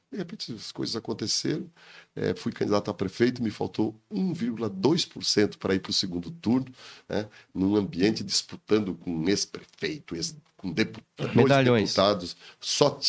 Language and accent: Portuguese; Campo Erê, Santa Catarina, Brazil; born there; Eu sou nascido lá no Oeste Santa Catarina, sou filho Cidade. de agricultores num lugar, município chamado Campoeri, bem pertinho da Argentina, que foi desmembrado, hoje pertence a São Bernardino.